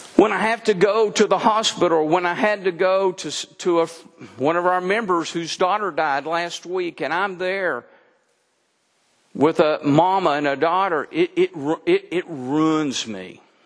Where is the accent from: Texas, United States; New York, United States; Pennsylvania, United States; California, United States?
Texas, United States; now in Mount Ida, United States; I'm a Texan by birth